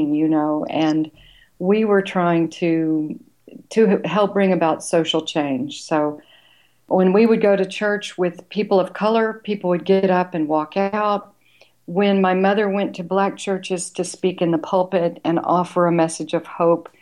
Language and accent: English; Little Rock, Arkansas, United States; I'm actually from Little Rock, Arkansas, and I grew up in the 50s and 60s